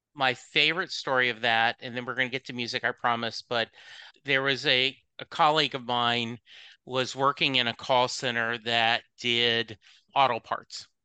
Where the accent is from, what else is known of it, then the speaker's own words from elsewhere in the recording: the South, United States; I was raised in the South